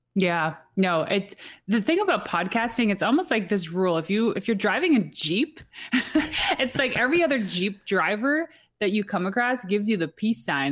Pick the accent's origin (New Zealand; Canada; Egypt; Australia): Canada; Atlantic Canada; we are from the East Coast, like, super East Coast that were, our time zone is actually Atlantic Canadian time zone